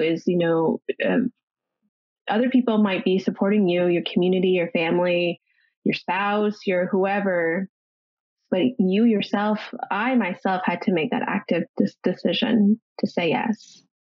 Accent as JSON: {"language": "English", "region": "Ontario", "country": "Canada", "moved": "yes", "lives_now": "Los Angeles, United States", "said": "I'm originally from Ontario and I am currently living in Los Angeles"}